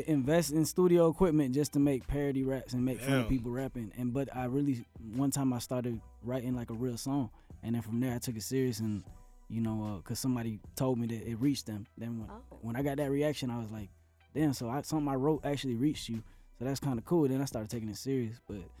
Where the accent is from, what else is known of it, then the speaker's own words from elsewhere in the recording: United States; So I started doing American hip hop. I grew up in America. So I grew up making rap in English.